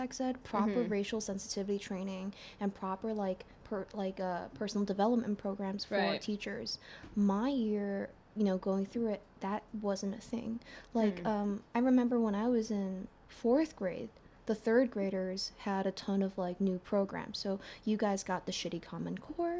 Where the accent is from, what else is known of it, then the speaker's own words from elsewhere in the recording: United States; also born or lived in China; growing up in America